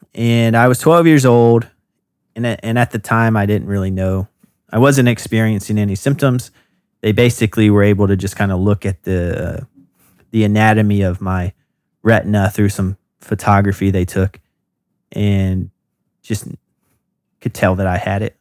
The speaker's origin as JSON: {"language": "English", "region": "North Carolina", "country": "United States", "moved": "as an adult", "lives_now": "Brooklyn, United States", "said": "I'm from North Carolina, and I went to the University of North Carolina at Wilmington"}